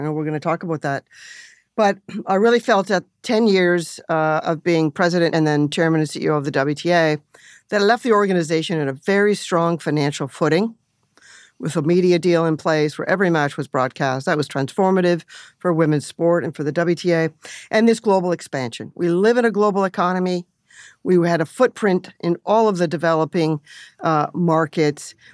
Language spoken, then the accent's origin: English; Canada; moved away; growing up in Canada, you know, bilingual country and working in Toronto and Montreal